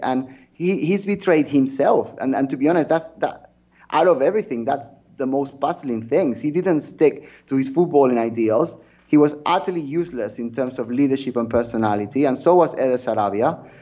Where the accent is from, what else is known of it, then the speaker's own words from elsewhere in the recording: near Sabadell, Catalonia, Spain; very close to my hometown